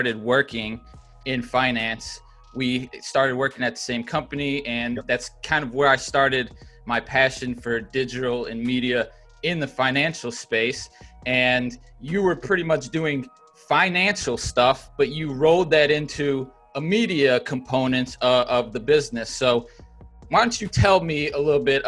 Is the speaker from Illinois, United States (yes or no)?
yes; Chicago, Illinois, United States; now in Los Angeles, United States; my hometown, Chicago